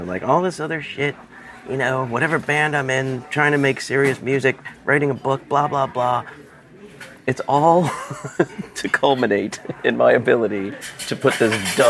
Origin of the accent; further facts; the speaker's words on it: Newark, Delaware, United States; I grew up around in Newark, Delaware.